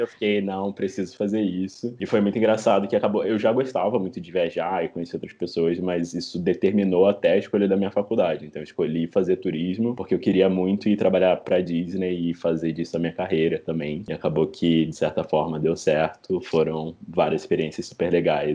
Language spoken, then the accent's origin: Portuguese; Rio de Janeiro, Brazil; now in São Paulo, Brazil; sou do Rio de Janeiro